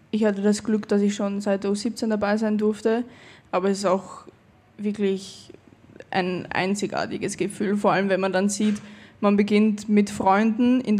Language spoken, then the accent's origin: German; Austria; born there; jetzt spiele ich für Österreich, für das Land, wo ich geboren bin.